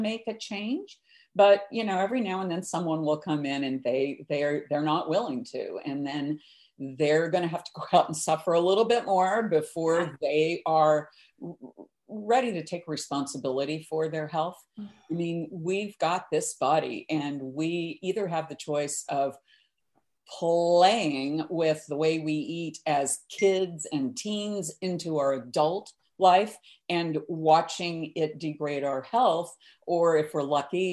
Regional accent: the Midwest, Kansas, United States; I grew up in the Midwest in Kansas in the 50s and 60s

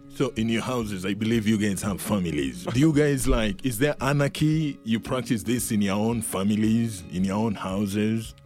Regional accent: Kenya; I'm from Kenya too

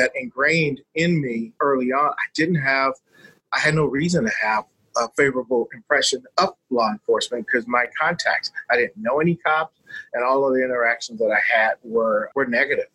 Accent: Los Angeles, California, United States; I grew up in South Central Los Angeles

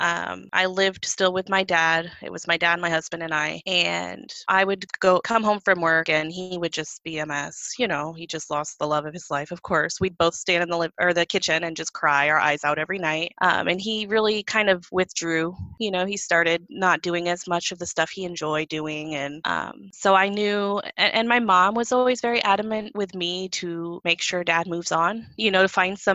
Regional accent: Illinois, United States; moved away as an adult; also born or lived in California; my husband and I moved from California to Illinois, which is where I'm from

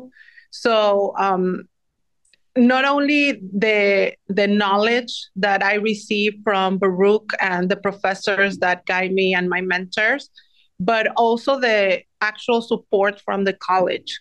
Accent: Mexico City, Mexico; moved away as an adult; now in New York City, United States; I am originally from Mexico City. Came here when I was 18 years old to New York City

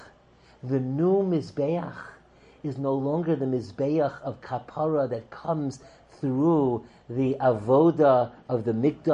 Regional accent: New York City, New York, United States; I was growing up in Kew Gardens Hills, New York

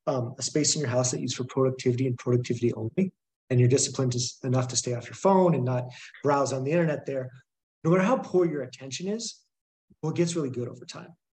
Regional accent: Boulder, Colorado, United States; moved away as an adult; also born or lived in Ohio; I'm from Boulder, Colorado

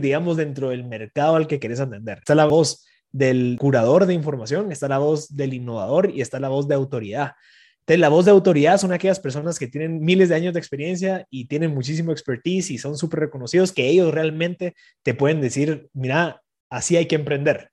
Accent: Guatemala

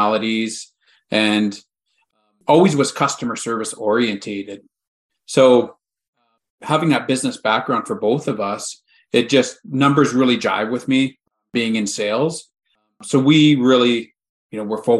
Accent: Canada; We're Canadian

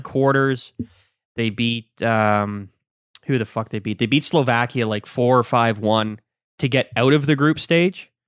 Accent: Ireland; I'm Irish.

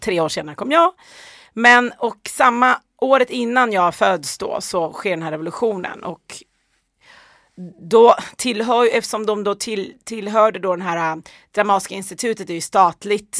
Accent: Ockelbo, Gävleborg County, Sweden; hamnade sen i Ockelbo där jag växte upp

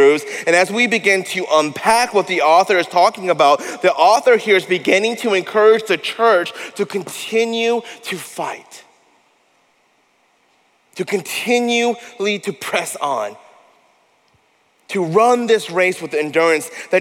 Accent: Denver, Colorado, United States; moved away as an adult; also born or lived in Massachusetts; now in Austin, United States; I am from the great state of Colorado, born and raised in Denver.

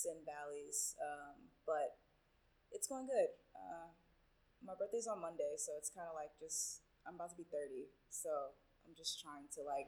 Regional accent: New York City, New York, United States; first language Spanish; English is a second language; born and raised in Brooklyn. It's all I know

